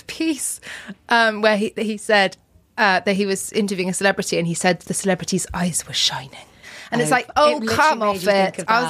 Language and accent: English; Oxford, South East England, United Kingdom; I grew up in Oxford and my dad was headmaster of a school there called Magdalen. And so we lived in the school in the old boarding house